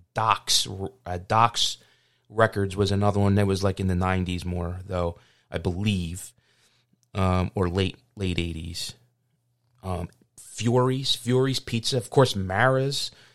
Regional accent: Philadelphia, Pennsylvania, United States; growing up in South Philly

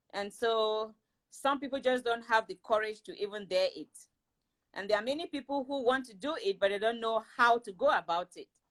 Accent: Cameroon; moved away; I am originally from Cameroon in West Africa

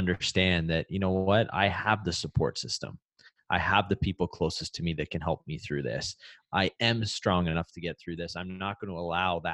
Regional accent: Canada; Growing up in Canada

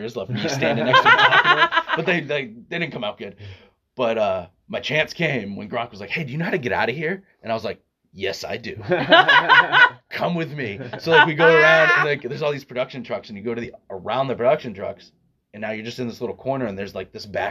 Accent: Palmer, Massachusetts, United States; I grew up in Palmer, so I'm an hour and a half away. Yeah, out near Springfield

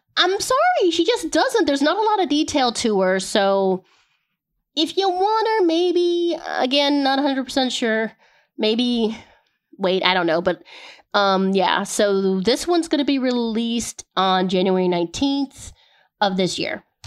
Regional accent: United States; I am American

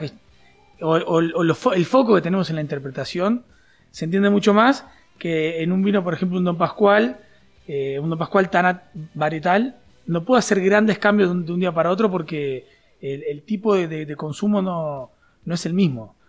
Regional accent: Juanicó, Canelones, Uruguay; also born or lived in Montevideo; nací en Montevideo en un hospital, pero enseguida me fui a vivir a, a Juanico

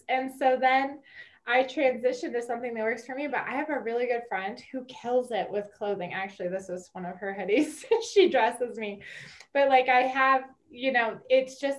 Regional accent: Wyoming, United States; now in Colorado Springs, United States; I'm originally from Wyoming

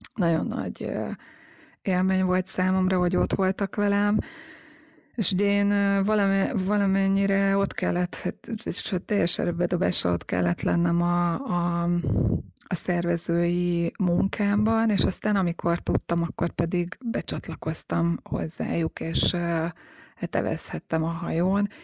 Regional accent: Hungary; Én a Balatonon nőttem fel

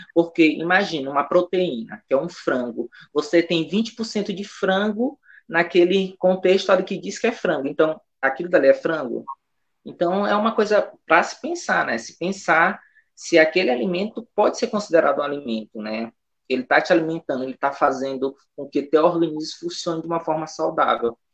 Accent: São Luís, Maranhão, Brazil; also born or lived in Imperatriz / Conceição do Araguaia, Pará; eu sou proveniente do bairro da Liberdade, né? Um, o primeiro quilombo urbano do Brasil, então, é, eu nasci aqui, né, me criei aqui

